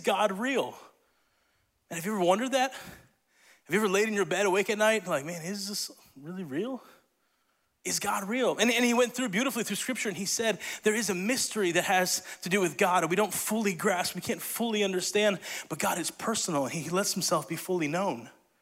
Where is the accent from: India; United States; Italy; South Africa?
Italy; moved away; I grew up in Italy